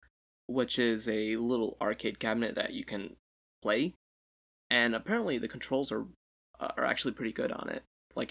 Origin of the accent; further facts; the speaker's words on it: United States; Z-E-D. I'm American, so.